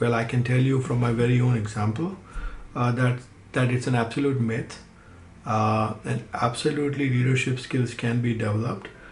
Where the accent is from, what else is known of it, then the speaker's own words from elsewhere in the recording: Udaipur, Rajasthan, India; moved away as an adult; now in Los Angeles, United States; I grew up in Udaipur in a joint family